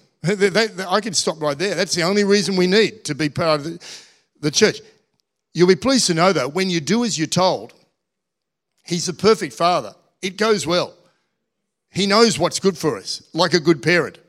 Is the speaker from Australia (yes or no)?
yes; Australia; we're Australian.